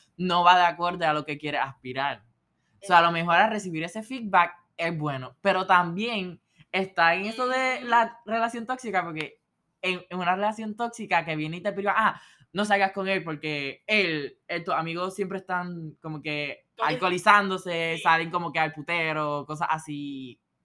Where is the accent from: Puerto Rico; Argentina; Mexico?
Puerto Rico; moved away as an adult; now in Philadelphia, United States; actualmente estoy de COP con Johnson Johnson en Filadelfia, bien fuera de Puerto Rico, extrañando a, a la islita y a mis familiares